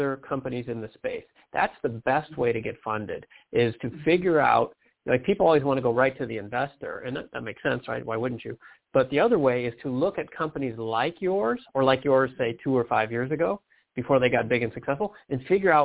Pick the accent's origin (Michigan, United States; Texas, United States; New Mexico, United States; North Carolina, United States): Michigan, United States; Detroit; I'm from Detroit.